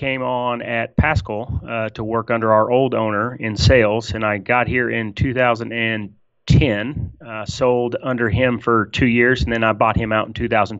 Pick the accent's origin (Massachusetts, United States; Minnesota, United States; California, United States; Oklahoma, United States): Oklahoma, United States; Tulsa; I'm from Tulsa, Oklahoma, originally. I was born and raised.